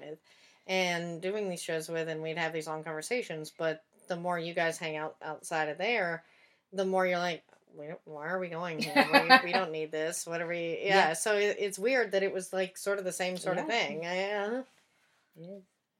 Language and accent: English; Tyler, Texas, United States; now in Los Angeles, United States; even in my hometown, because it's very much a bubble